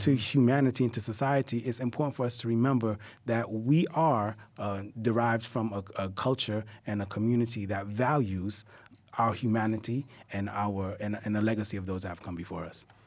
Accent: New York City, New York, United States; born here in Brooklyn, I'm, I'm a hip-hop head. You know, I, I, I, I grew up right here in Bed Stuy.

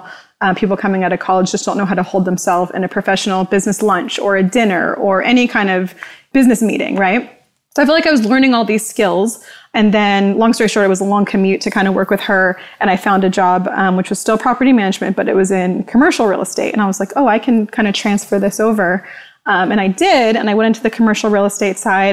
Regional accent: Orange County, Southern California, United States; I grew up here in Southern California in Orange County

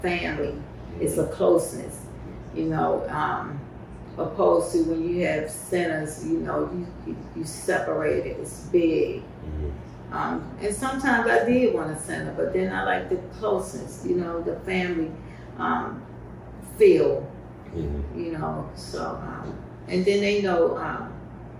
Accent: Baltimore, Maryland, United States; I was born and raised in Baltimore

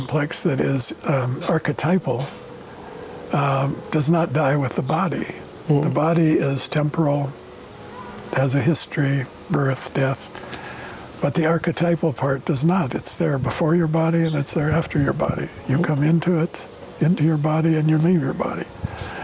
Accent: United States; now in Goldiwil, Switzerland; You're Chilean, I'm an American. That's part of our identity, always will be. That's how we grew up

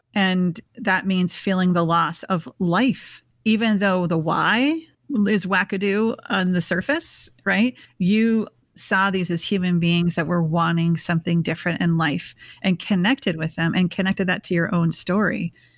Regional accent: Bloomington, Minnesota, United States; we're both from Minneapolis. Um, I grew up in a suburb called Bloomington

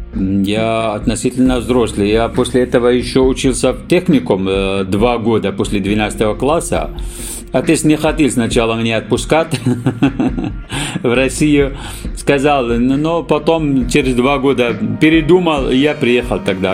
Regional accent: Syria; Russian is a second language; moved away as an adult; also born or lived in Dagestan (ancestry); now in Moscow Oblast, Russia; Я родился э, в Сирии, деревне

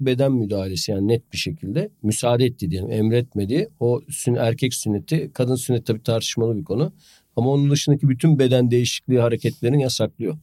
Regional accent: a town in the South Marmara, Turkey; 10 bin nüfuslu bir Güney Marmara kasabasında büyüdüm

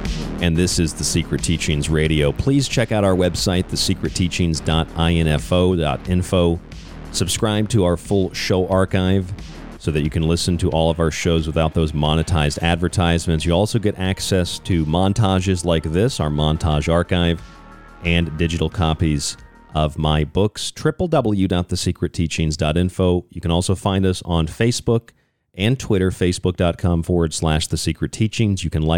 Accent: United States; also born or lived in Pima County, Arizona; I'm an American.

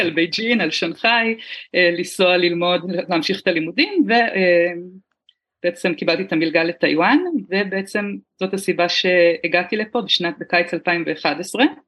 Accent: Haifa, Haifa District, Israel; moved away as an adult; now in New Taipei, Taiwan; גדלתי בארץ, בחיפה

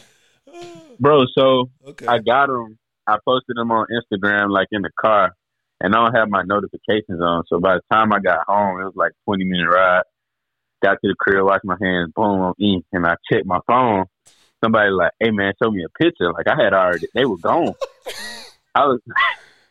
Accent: Birmingham, Alabama, United States; I'm from Birmingham

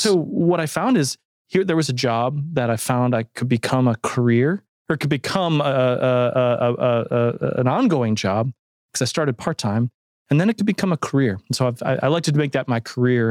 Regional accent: Toledo, Ohio, United States; moved away; a museum that had just formed in my hometown of Toledo, Ohio

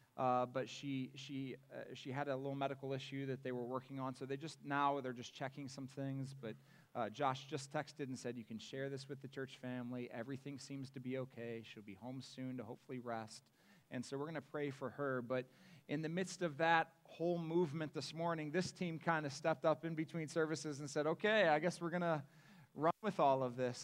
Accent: Akron, Ohio, United States; moved away as an adult; also born or lived in Cedarville, Ohio; I was born and raised in Akron, Ohio

